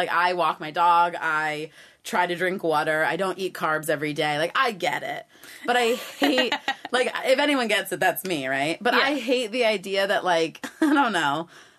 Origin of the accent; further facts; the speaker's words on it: New York, United States; moved away as an adult; now in Austin, United States; as a New Yorker